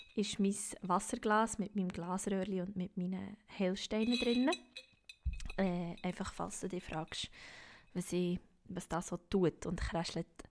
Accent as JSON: {"language": "German", "region": "Bern", "country": "Switzerland", "said": "Ich bin eine Berner Singer-Songwriterin"}